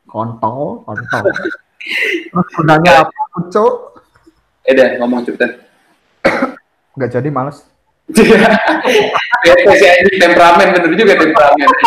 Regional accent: Java, Indonesia; Kalau kalau aku sih ya dari Jawa lah.

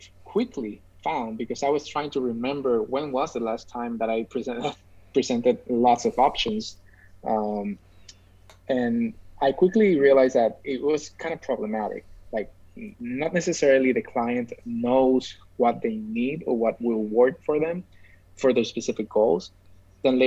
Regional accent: San Juan, Puerto Rico; I'm from Puerto Rico, as we already said. I'm specifically from San Juan, which is the capital of Puerto Rico

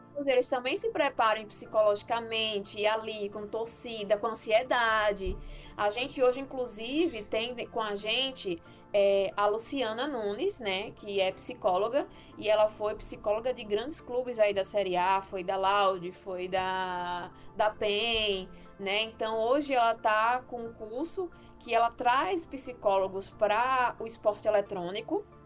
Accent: Rio Grande do Norte, Brazil; aqui onde eu moro, né, eu sou aqui do Rio Grande do Norte

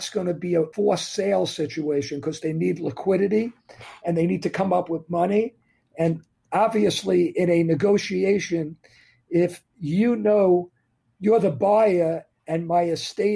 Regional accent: New York area, United States; I'm from New York area

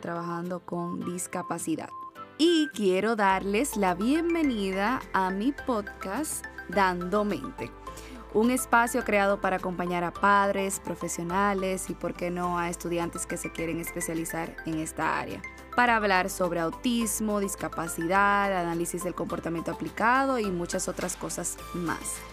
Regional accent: Dominican Republic; Soy dominicana

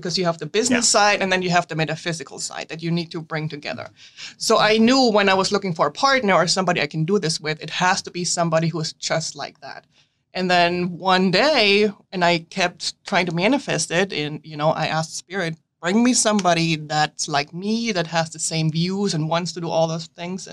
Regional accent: Germany; now in United States; I was born and raised in Germany

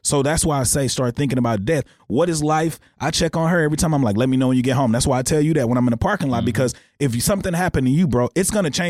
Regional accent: Texarkana, United States; Growing up in Texarkana

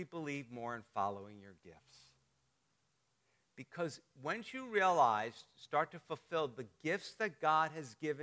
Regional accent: New Jersey, United States; moved away; I'm from North Jersey. They're a little meaner up there

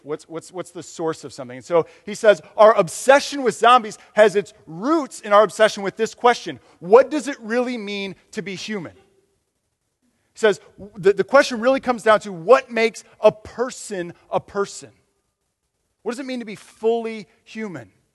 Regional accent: Michigan, United States; moved away; I'm, I'm from Michigan

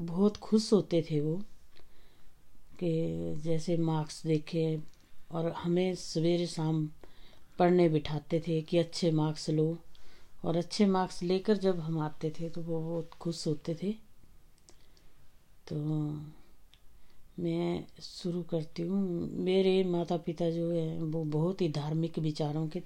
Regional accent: Dyot, India; born there; देखिए मेरा जन्म हम्म, पंद्रह नौ तिरसठ में एक छोटे से गांव ताल के किनारे द्योट में हुआ वो हमारा गांव जो है ताल से फेमस हम्म, है ताल के नाम से

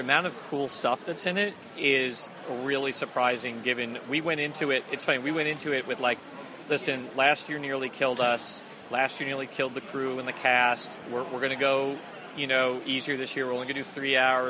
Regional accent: Long Island, New York, United States; moved away as an adult; also born or lived in Boston; now in Los Angeles, United States; I grew up on Long Island, and I lived in Boston for 8 years before moving out to Los Angeles.

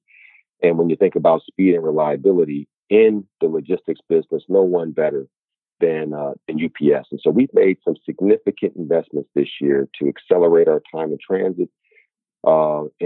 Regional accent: Inglewood, California, United States; I grew up in Inglewood, California, about 10 minutes from where the Los Angeles Lakers play

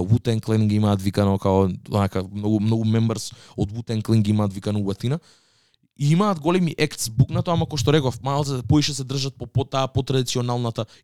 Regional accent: Skopje, North Macedonia; тој ми кажа вика од кај си од Скопје и му викам од Скопје

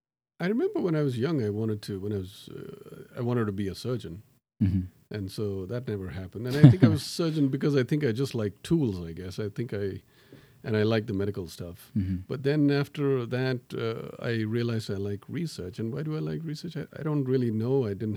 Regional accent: Tanzania; born there; So I was born in Tanzania, and I'm, people ask me whether I'm Tanzanian. No, I'm not.

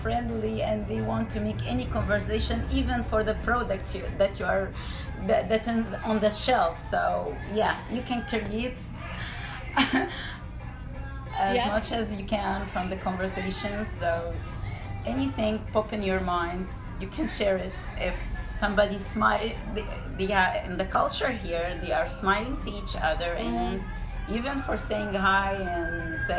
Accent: Cairo, Cairo Governorate, Egypt; English is a second language; moved away as an adult; also born or lived in Orange County, California; now in Portland, United States; Yeah, I grew up in Cairo, and I moved to States

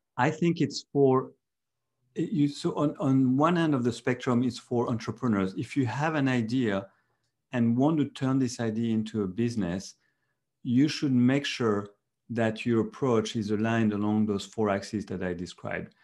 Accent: France; moved away as an adult; now in Silicon Valley, United States; I'm from Europe, from France.

